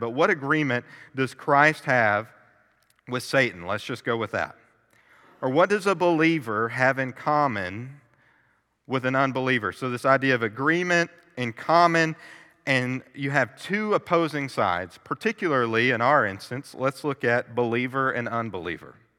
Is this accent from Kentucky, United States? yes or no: yes; Kentucky, United States; I was born and raised in Kentucky